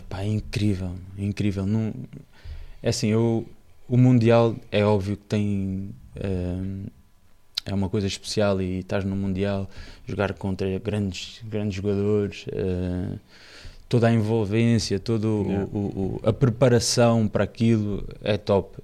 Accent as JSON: {"language": "Portuguese", "country": "Angola", "tie": "born or raised there", "moved": "as an adult", "said": "eu volto já como sénior para Angola"}